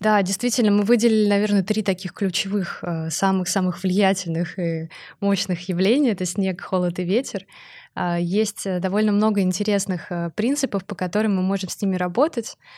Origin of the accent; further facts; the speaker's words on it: Saint Petersburg, Russia; я сама из Петербурга